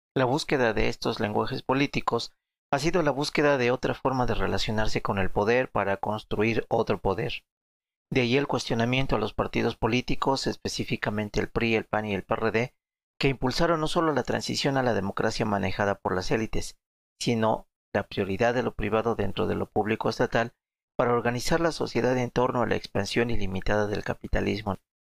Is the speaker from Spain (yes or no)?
no; Mexico; en mi país